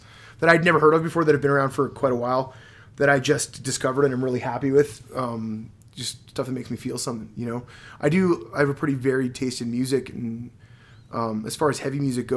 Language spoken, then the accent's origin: English; Montreal, Quebec, Canada; moved away; Born and raised in Montreal